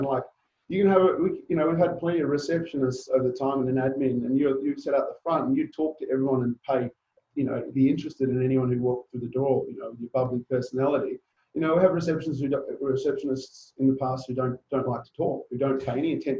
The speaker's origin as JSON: {"language": "English", "country": "Papua New Guinea", "tie": "born or raised there", "also_born_or_lived": "Zambia", "said": "And I think that also came from my background growing up in Papua New Guinea and Zambia and having to change school, going to boarding school, multiple boarding schools."}